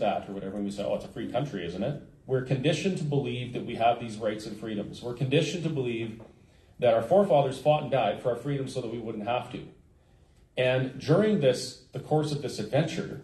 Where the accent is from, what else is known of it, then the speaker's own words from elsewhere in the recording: Alberta, Canada; as a Canadian and as an Albertan